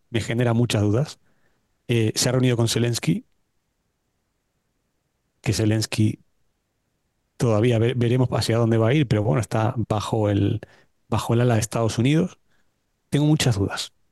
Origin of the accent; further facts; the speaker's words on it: Argentina; moved away; Me voy a tomar el atrevimiento como buen argentino no, de eh, empezar.